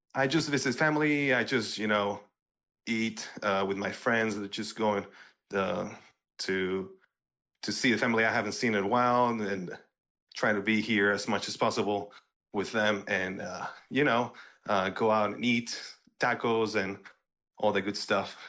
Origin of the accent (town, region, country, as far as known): Eagle Pass, Texas, United States; born or raised there